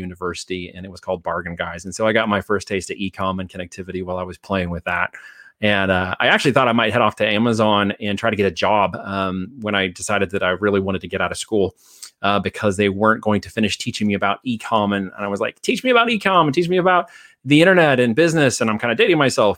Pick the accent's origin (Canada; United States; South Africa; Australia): United States; Oregon; moved away as an adult; also born or lived in Iowa; went all state in Oregon, and then got picked up by a little university, a liberal arts university out of Iowa. So I moved from Oregon to Iowa right after I left high school.